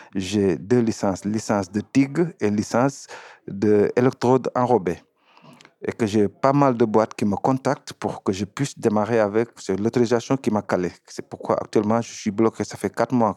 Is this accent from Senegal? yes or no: yes; Senegal; moved away as an adult; now in Bordeaux, France; je suis sénégalais et je suis venu en France depuis 2015